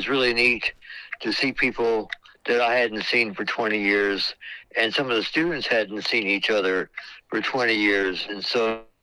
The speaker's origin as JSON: {"language": "English", "town": "Sweetwater", "region": "Texas", "country": "United States", "tie": "born or raised there", "also_born_or_lived": "Bryan, Texas / Dallas, Texas", "moved": "as an adult", "lives_now": "Battle Creek, United States", "said": "so we moved from Bryan, Texas, to Sweetwater, Texas, and that's when I studied in Abilene"}